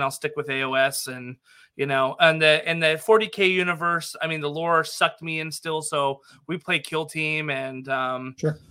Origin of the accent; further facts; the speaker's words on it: Nevada, United States; I grew up in Nevada that's where uh, my stomping grounds were